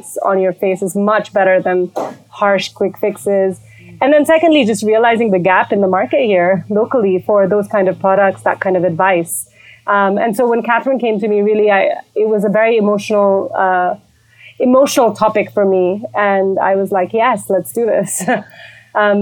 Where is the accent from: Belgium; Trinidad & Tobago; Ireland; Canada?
Belgium; moved away as an adult; also born or lived in India / London, United Kingdom; now in Nairobi, Kenya; I grew up in Belgium. I'm originally Indian, and lived in London for 8 years. I came to Kenya because of my husband